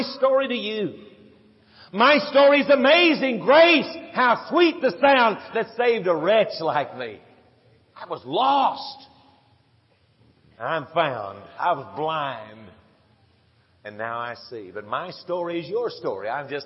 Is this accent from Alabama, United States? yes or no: no; San Antonio, Texas, United States; Dot and I grew up together in San Antonio, Texas. In South San Antonio, Texas, little suburb